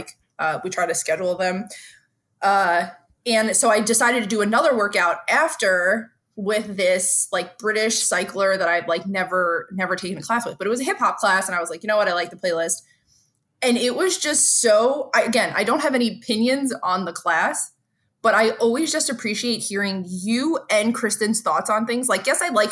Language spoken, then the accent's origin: English; United States; as an American